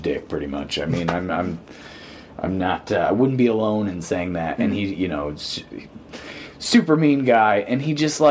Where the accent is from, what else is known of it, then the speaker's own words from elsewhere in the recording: Pontiac, Michigan, United States; I'm from Pontiac